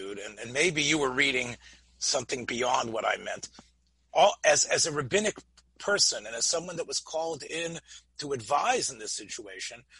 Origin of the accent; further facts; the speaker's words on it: Memphis, Tennessee, United States; the world that I grew up in Memphis, in the shul that I grew up